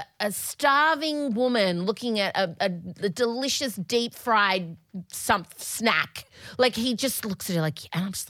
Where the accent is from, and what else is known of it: Australia; accent: Australian